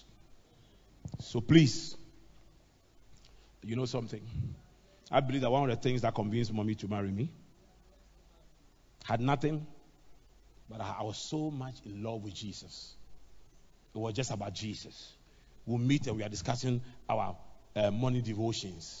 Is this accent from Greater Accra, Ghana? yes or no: yes; Accra, Greater Accra, Ghana; I grew up in Adabraka